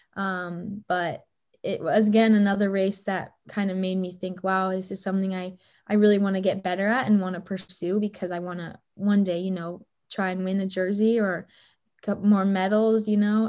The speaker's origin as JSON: {"language": "English", "town": "Boulder", "region": "Colorado", "country": "United States", "tie": "born or raised there", "said": "back in my hometown in Boulder, Colorado"}